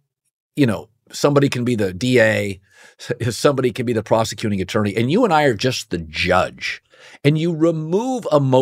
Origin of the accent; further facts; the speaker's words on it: Pacific Northwest, United States; I grew up in the Pacific Northwest